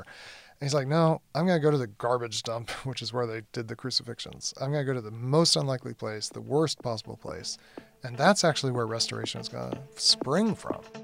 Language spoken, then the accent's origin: English; United States; as an American